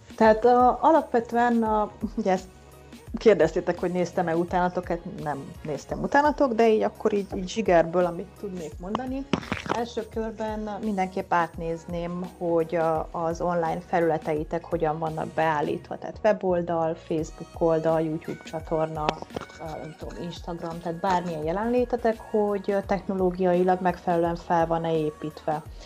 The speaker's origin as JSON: {"language": "Hungarian", "town": "Oradea", "region": "Bihor County", "country": "Romania", "tie": "born or raised there", "also_born_or_lived": "Budapest, Hungary", "moved": "as an adult", "said": "valóban lassan 20 éve költöztem el Nagyváradról, a Budapesti Eltár Pszichológia Egyetemre felvételiztem"}